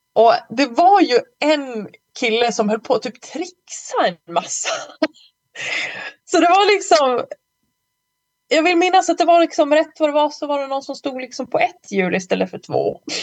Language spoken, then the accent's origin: Swedish; Malung, Dalarna County, Sweden; moved away; så var jag i Malung på, okay. på hälsning. Min, min hemort